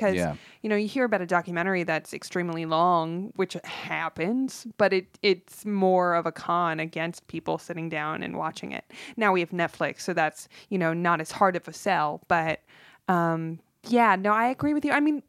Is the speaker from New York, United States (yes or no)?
no; North Hollywood, California, United States; I grew up in North Hollywood.